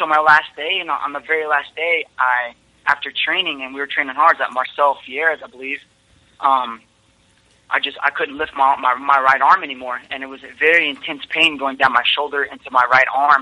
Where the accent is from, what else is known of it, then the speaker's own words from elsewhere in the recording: Kansas City, Missouri, United States; I'm from Kansas City, Missouri